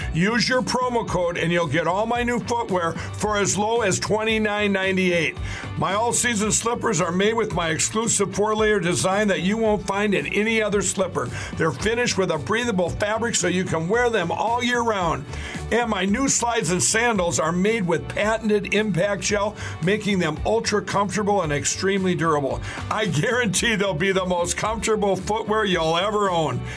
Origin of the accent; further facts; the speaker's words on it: Illinois, United States; moved away; We're expats from Illinois.